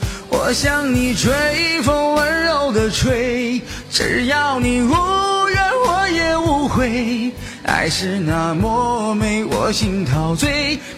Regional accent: Harbin, Heilongjiang, China; 我是黑龙江哈尔滨人。

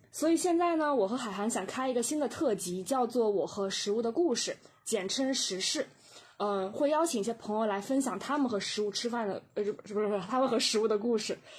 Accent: Jiangsu, China; moved away as an adult; also born or lived in Beijing; now in Guangzhou, China; 我是在江苏长大

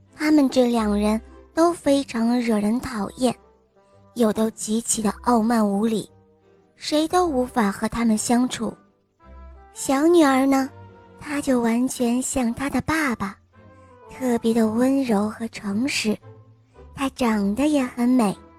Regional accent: Shanghai, China; 今年我六岁了，我来自上海

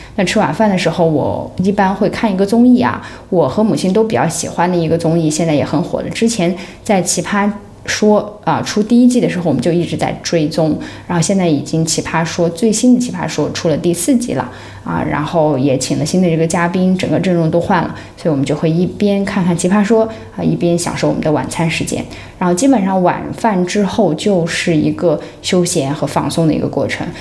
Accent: Xinjiang, China; now in Hong Kong; 像我们是新疆人啊

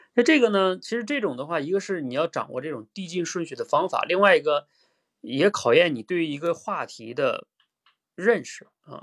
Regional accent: Northeast China, China; 我是东北人

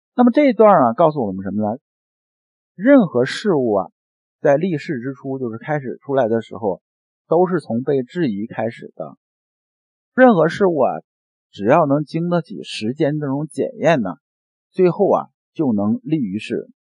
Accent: China; 我们中国人在听话的时候

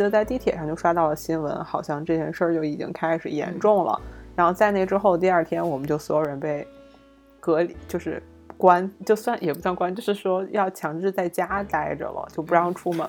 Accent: China; 我们中国人秉承的很多想法，其实是一个非常朴素的观念

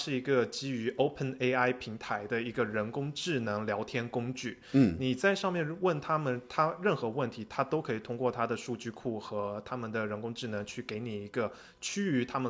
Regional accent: United States; 我是在美国成长的，然后我又在中国工作了，之后又出来读 MBA

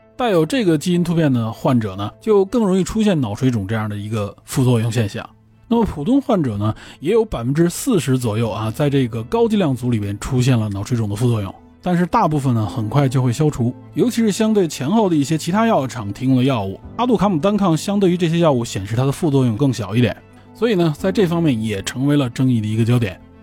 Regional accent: China; 我们中国人都打乒乓球

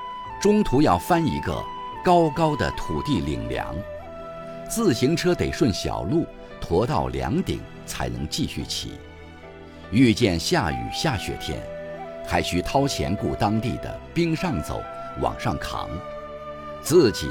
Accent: Zhen'an, Shaanxi, China; 当我在西安以南的大山深处镇安县出生时，其实距离县城还很远。那里许多人甚至一辈子都没进过城。我的出生地是松柏乡。那时叫松柏公社，父亲在那里当公务员。

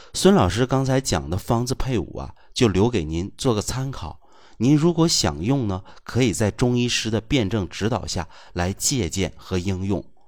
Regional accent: China; 我们中国人的语言呐，其实是有学问的

